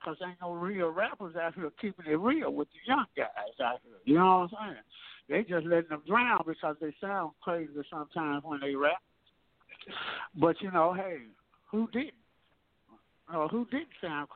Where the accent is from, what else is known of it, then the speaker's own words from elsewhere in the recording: Memphis, Tennessee, United States; I'm from Memphis, and I'm really from South Memphis